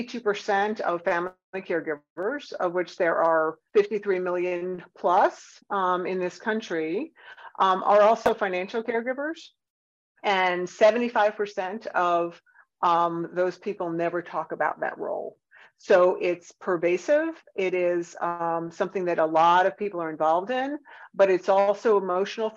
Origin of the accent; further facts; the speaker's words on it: Northeast, United States; now in Atlanta, United States; I'm from the Northeast